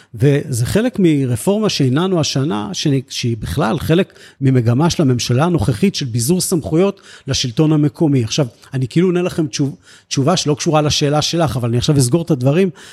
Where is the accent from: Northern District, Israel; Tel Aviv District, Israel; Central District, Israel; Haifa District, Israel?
Central District, Israel; Netzer Sereni; also born or lived in Beersheba; אני נולדתי בבאר שבע והגעתי באמת בגיל שלוש-ארבע לקיבוץ